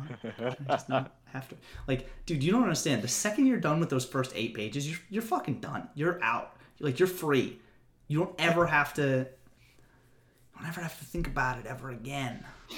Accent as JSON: {"language": "English", "town": "Hagerstown", "region": "Maryland", "country": "United States", "said": "Well, as I am from Hagerstown."}